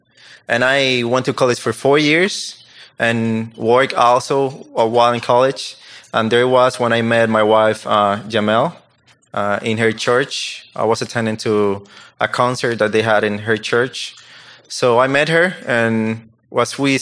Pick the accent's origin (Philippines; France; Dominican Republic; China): Dominican Republic; English is a second language; moved away as an adult; I'm from Dominican Republic